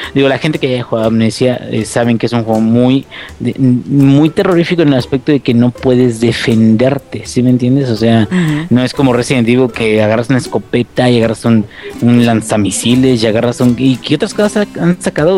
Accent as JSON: {"language": "Spanish", "country": "Mexico", "said": "yo soy mexicano."}